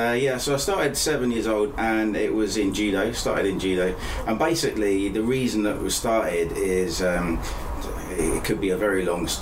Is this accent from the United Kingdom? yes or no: yes; Lambeth, London, United Kingdom; born there; also born or lived in Basingstoke; So I was born in Lambeth in London